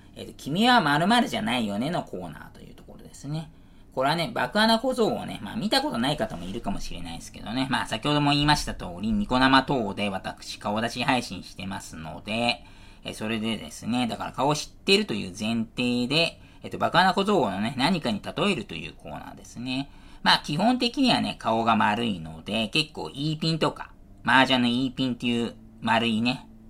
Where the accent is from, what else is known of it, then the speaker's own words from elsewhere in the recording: Niiza, Saitama, Japan; 埼玉県新座市というところね、放送をしてますし、私そこで生まれておりますということで。小中はね、市内の公立学校の方にね、住んでおりまして